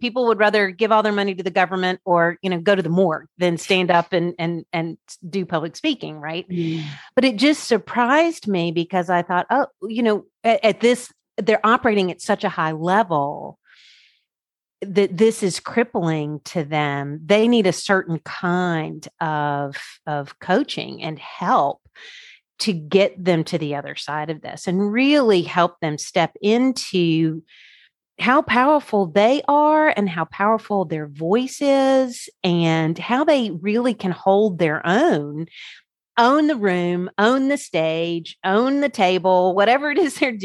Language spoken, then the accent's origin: English; Birmingham, Alabama, United States; also born or lived in Washington, D.C.; I'm from Birmingham, Alabama